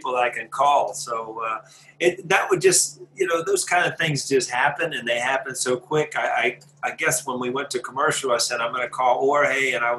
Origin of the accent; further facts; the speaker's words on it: Columbus, Ohio, United States; I grew up in Columbus, Ohio